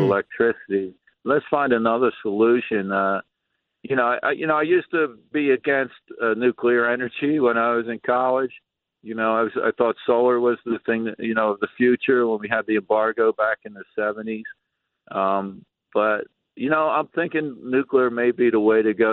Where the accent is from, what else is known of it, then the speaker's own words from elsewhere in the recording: Atlantic City, New Jersey, United States; born and raised in Atlantic City, lifeguard, sailor